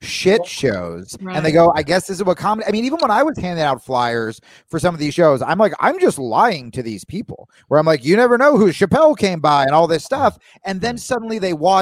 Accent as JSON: {"language": "English", "region": "New Jersey", "country": "United States", "tie": "born or raised there", "said": "I grew up in Jersey"}